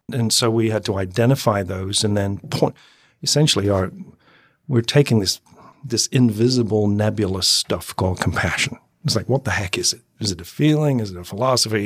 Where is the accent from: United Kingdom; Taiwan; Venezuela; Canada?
United Kingdom; moved away; I'm former Brit